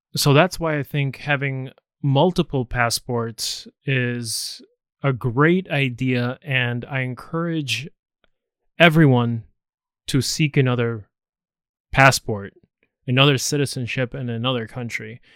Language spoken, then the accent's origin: English; United States; me being American, it's nice to have other citizenships